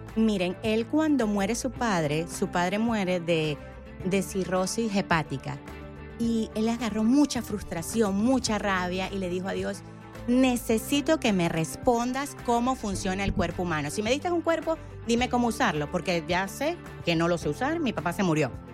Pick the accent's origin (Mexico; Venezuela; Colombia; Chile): Venezuela; yo soy venezolana